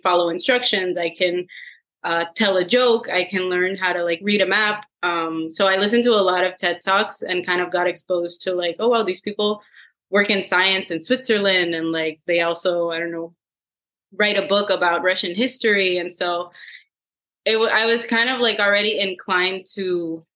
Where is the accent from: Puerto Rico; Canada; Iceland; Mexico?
Puerto Rico; moved away as an adult; also born or lived in Massachusetts / San Francisco; now in South San Francisco, United States; I am originally from Puerto Rico, and once I left, I went to do my master's in Massachusetts